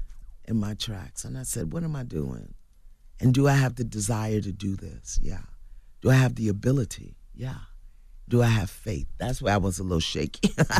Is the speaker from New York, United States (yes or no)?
yes; Brooklyn, New York, United States; Because I came from Brooklyn, from dysfunction, from brokenness and pain, and I had no models ahead of me.